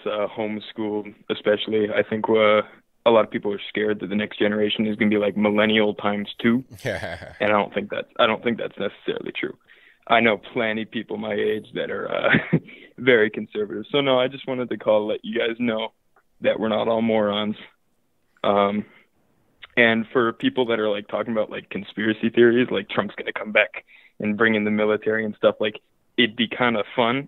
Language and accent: English; Southeast Iowa, United States; I'm from Southeast Iowa.